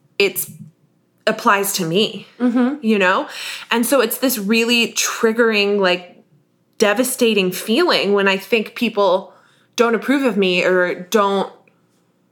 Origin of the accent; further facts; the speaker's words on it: Northern United States, United States; my southern accent is too generically southern because I'm a Yank.